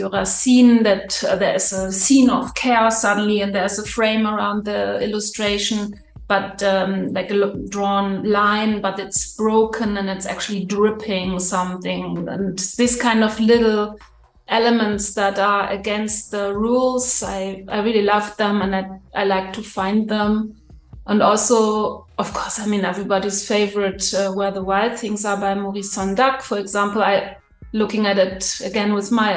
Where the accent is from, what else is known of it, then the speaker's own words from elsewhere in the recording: Northern Germany, Germany; moved away; I'm German. I grew up in Northern Germany, in the countryside, actually